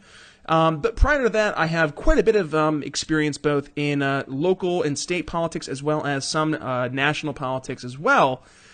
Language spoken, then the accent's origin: English; Philadelphia, Pennsylvania, United States; I'm hailing from the East Coast over in Philadelphia, Pennsylvania.